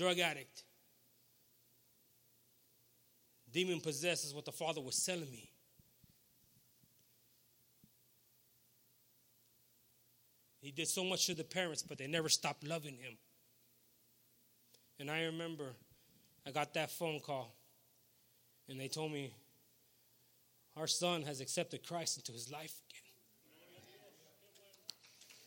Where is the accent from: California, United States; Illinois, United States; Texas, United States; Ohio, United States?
Texas, United States; Beeville; I'm from Beeville, Texas